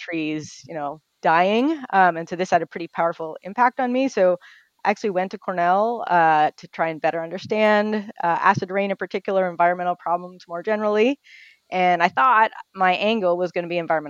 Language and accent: English; Toronto, Ontario, Canada; moved away as an adult; also born or lived in Ithaca, United States; now in United States; I grew up in Toronto in Canada